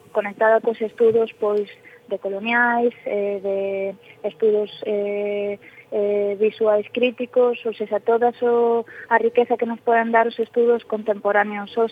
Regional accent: Galicia, Spain

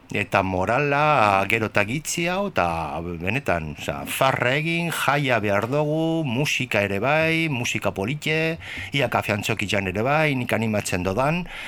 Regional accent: Bilbao, Basque Country, Spain; gure bizitza izan zan, beti otxarkoaga, otxarkoaga

